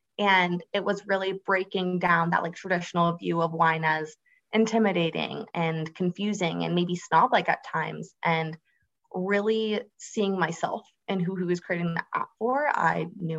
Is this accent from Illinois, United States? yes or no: no; Florida, United States; But yeah, I grew up on the Space Coast of Florida, which really just means that I saw a lot of the launches from Kennedy Space Center or NASA in my backyard.